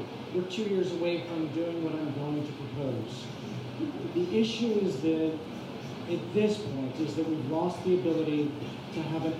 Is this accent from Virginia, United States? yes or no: no; East Meadow, New York, United States; now in Atlanta, United States; we talked about my growing up in East Meadow, New York, but I live in Atlanta.